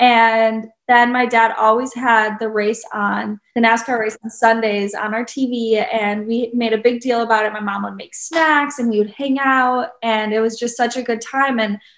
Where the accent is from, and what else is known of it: Eagle River, Wisconsin, United States; born or raised there